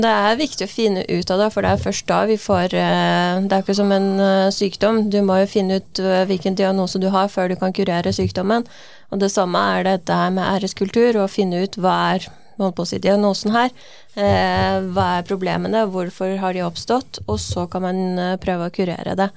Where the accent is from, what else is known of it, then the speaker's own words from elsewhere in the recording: Iran; now in Norway; Selv er jeg jo fra Iran, jeg er født og oppvokst der.